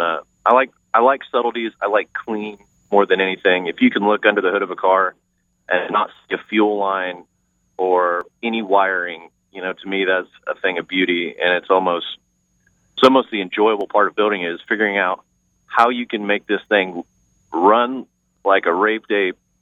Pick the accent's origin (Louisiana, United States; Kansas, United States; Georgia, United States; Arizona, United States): Kansas, United States; Clay Center; also born or lived in Gardner, Kansas; I grew up in Kansas, Clay Center, Kansas